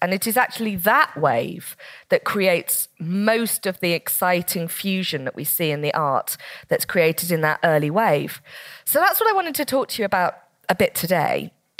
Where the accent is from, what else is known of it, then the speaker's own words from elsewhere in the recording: Slough, South East England, United Kingdom; where I was growing up in Slough at my school